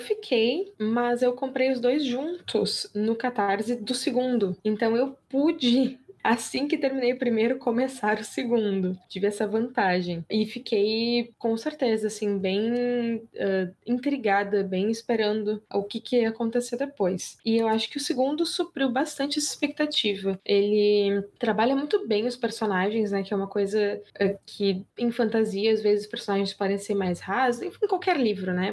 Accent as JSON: {"language": "Portuguese", "region": "Rio Grande do Sul", "country": "Brazil", "said": "eu sou gaúcha"}